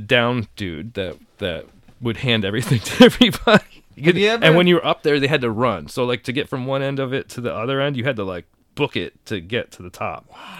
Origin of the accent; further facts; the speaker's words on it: Danbury, Connecticut, United States; moved away as an adult; also born or lived in New York; my hometown was like a fucking... Hat Factory. It was the hat capital of the country.